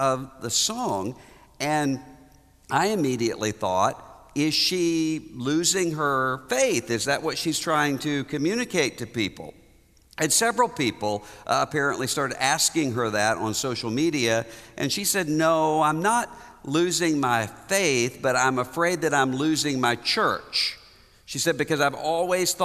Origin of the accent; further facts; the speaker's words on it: Biloxi, Mississippi, United States; my hometown, Biloxi, Mississippi